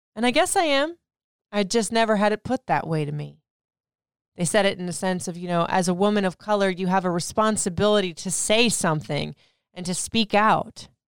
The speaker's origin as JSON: {"language": "English", "country": "Puerto Rico", "said": "I am Puerto Rican"}